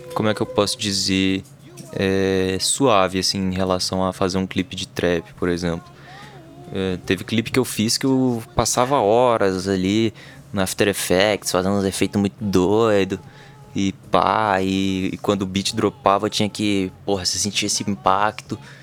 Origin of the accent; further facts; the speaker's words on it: Brasília, Federal District, Brazil; a gente é do DF